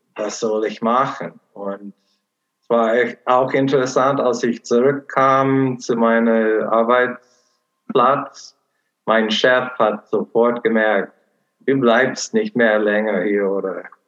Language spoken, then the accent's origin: German; Portland, Oregon, United States; German is a second language; moved away as an adult; now in Cologne, Germany; meine Heimat ist Portland, Oregon, USA.